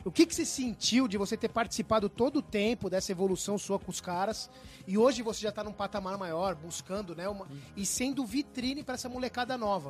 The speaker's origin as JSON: {"language": "Portuguese", "country": "Brazil", "said": "eu sou da ZN"}